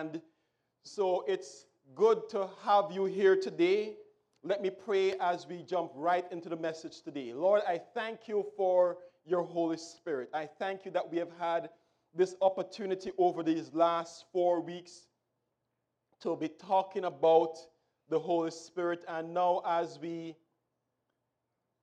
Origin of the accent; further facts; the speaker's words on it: Jamaica; when I was growing up in Jamaica